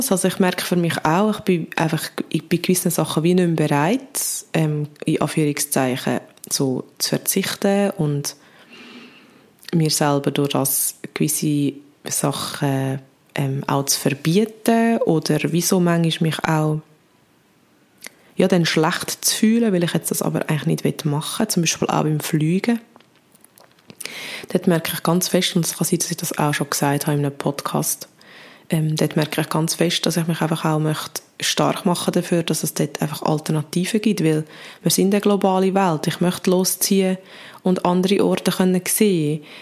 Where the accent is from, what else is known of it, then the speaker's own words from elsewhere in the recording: Switzerland; wie gross im Vergleich ist der Emissionsausstoß von uns als Schweizer Bevölkerung